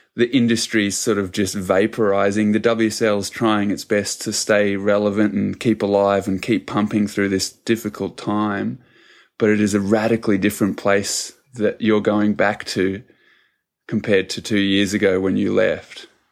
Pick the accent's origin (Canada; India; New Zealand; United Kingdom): New Zealand; now in Australia; I'm originally from New Zealand